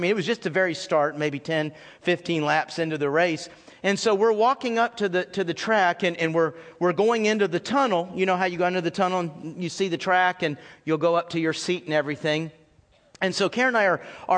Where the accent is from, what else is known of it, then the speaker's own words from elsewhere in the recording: Texas, United States; moved away as an adult; also born or lived in South Carolina; growing up in Texas